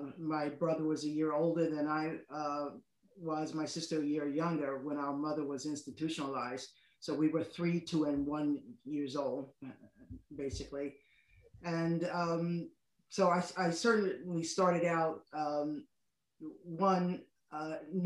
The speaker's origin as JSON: {"language": "English", "town": "New York City", "region": "New York", "country": "United States", "tie": "born or raised there", "moved": "as an adult", "lives_now": "Shizuoka, Japan", "said": "I grew up in the Washington Heights area of New York City"}